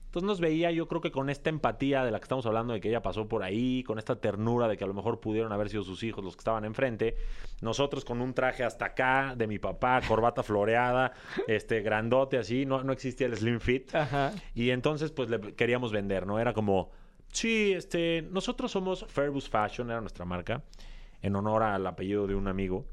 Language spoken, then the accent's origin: Spanish; Mexico City, Mexico; Soy de Ciudad de México, de padres también mexicanos, pero de ascendencia libanesa